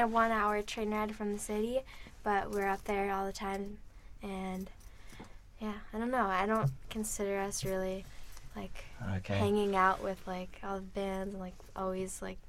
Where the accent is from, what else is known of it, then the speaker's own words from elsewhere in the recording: New York City, New York, United States; We're from Manhattan.